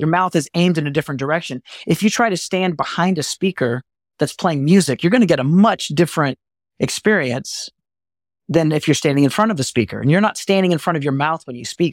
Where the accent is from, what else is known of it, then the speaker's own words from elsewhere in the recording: Texas, United States; I'm from Texas